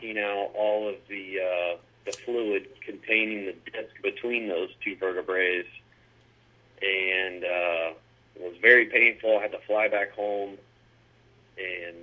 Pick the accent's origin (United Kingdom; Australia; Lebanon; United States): United States; Mount Dora, Florida; also born or lived in Eustis, Florida / San Francisco, California; I grew up in Mount Dora, Florida